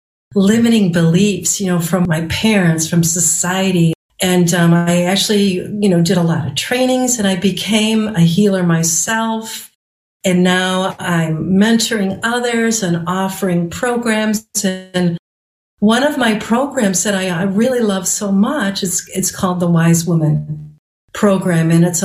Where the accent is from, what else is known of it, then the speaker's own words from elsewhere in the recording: Chicago, Illinois, United States; now in northern Michigan, United States; I'm from Chicago in the suburbs